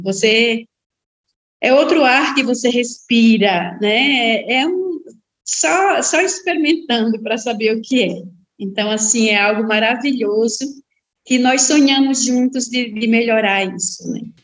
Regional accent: Rio Grande do Norte, Brazil; now in Santa Catarina, Brazil; sou natural do Rio Grande do Norte, né? Estou aqui em Santa Catarina em missão

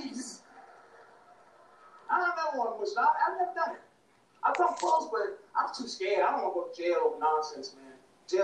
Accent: Boston, Massachusetts, United States

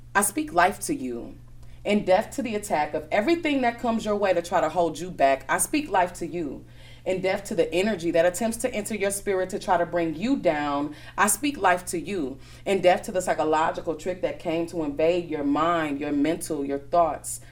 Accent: Milwaukee, Wisconsin, United States; also born or lived in Chicago; I was born in Chicago, but I've been here since I was about two years old. So Milwaukee is definitely home for me. Um, I went to Brown Deer from K five all the way up to graduation.

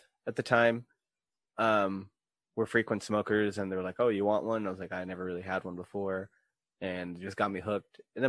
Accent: Philippines; I'm Filipino. It'll be in my blood forever.

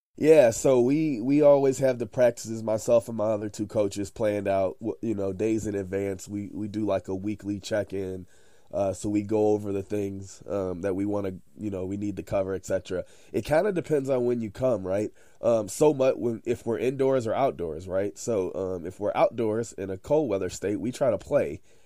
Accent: Chicago, Illinois, United States; I'm from Chicago, close to Chicago, Illinois. Uh, I lived there my whole life pretty much.

